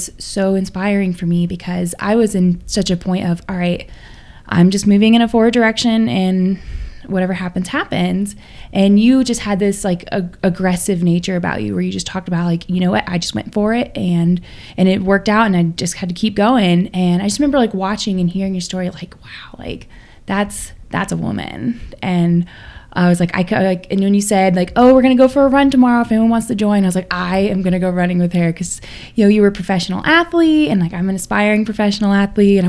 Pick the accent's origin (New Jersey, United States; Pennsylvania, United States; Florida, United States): Florida, United States; Sarasota; now in Tallahassee, United States; Originally from Sarasota